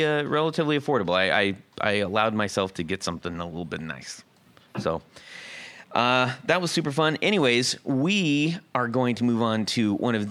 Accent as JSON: {"language": "English", "town": "Seal Beach", "region": "California", "country": "United States", "tie": "born or raised there", "said": "where I grew up in Seal Beach, California"}